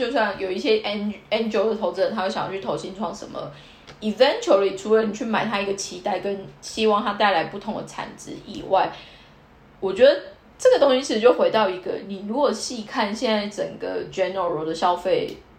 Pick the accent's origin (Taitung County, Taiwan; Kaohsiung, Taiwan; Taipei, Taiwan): Kaohsiung, Taiwan; moved away as an adult; now in Tokyo, Japan; 因为我高雄人嘛